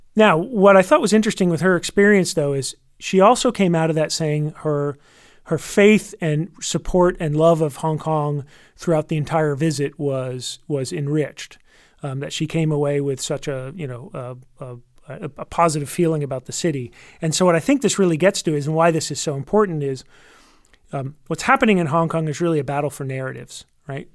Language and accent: English; United States; as an American